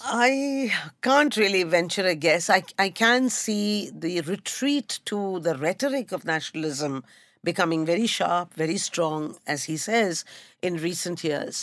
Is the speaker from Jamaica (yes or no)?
no; Kolkata, West Bengal, India; moved away; also born or lived in Mumbai; I come from a Tamil speaking family that grew up in Calcutta. So we spoke Bangla at home